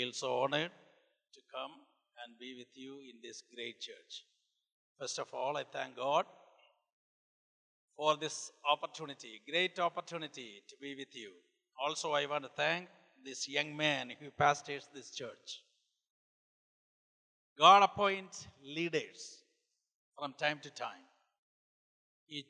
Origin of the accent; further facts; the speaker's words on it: India; moved away as an adult; also born or lived in Bethany, Oklahoma; I come from India. I was born and brought up in India